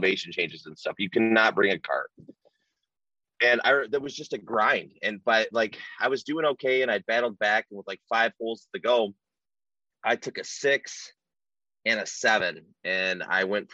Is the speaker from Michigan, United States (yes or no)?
yes; Omer, Michigan, United States; I grew up in Omer, Michigan